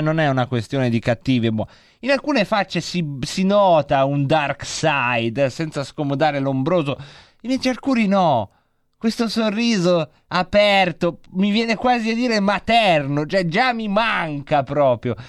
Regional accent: Lombardy, Italy; Io però sono nato in Lombardia

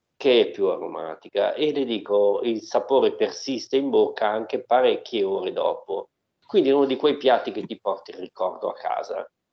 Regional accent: Milan, Lombardy, Italy; Da buon milanese

